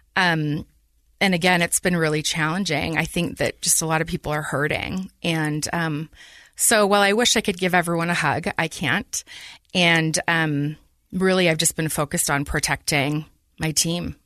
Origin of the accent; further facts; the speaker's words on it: Taylorsville, Utah, United States; I grew up in Taylorsville, um, good old Teaville